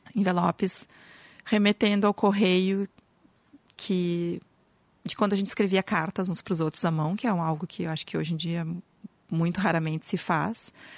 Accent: Brazil; now in Porto Alegre, Brazil; nossa história como brasileiros

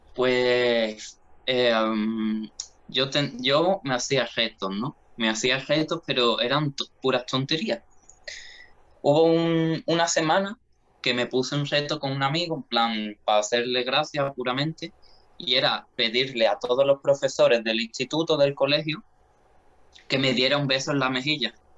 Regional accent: Jerez de la Frontera, Andalusia, Spain; moved away as an adult; now in Seville, Spain; yo nací en Jerez de la Frontera, ¿vale? Y bueno, soy de allí, ¿no? Se, se me nota mucho el acento

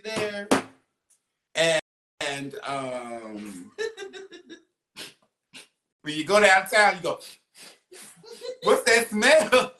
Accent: Tennessee, United States; I am from Tennessee, but I'm not from Chattanooga.

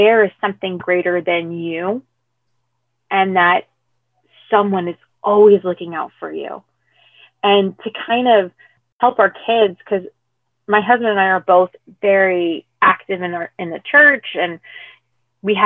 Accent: United States; I am third generation American. So I am American of Hispanic descent, but I'm also half white

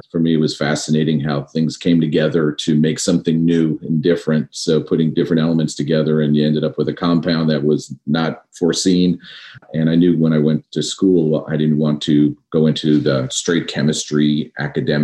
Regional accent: New York, United States; Growing up in New York, my dad was actually in aviation his entire life

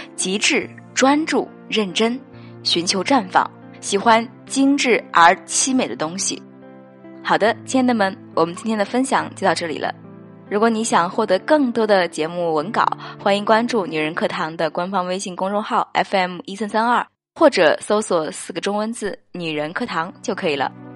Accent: China; 我们中国人

